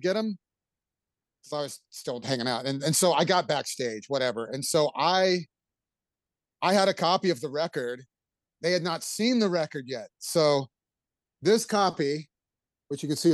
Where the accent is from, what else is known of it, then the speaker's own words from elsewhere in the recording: Houston, Texas, United States; Houston, my hometown